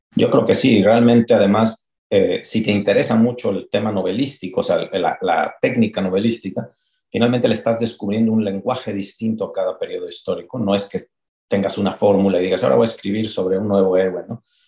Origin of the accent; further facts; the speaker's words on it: Puebla, Mexico; now in Mexico City, Mexico; yo vengo de Puebla, que es una ciudad provinciana en todos sentidos